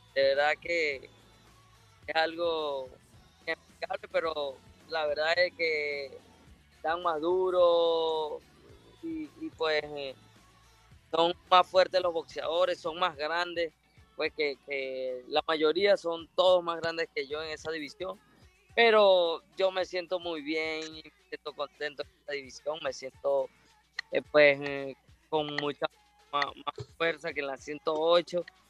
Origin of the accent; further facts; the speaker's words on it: Ciudad Bolívar, Bolívar, Venezuela; moved away; also born or lived in New Jersey; Ciudad Bolívar y pues es mi tierra natal, Bolívar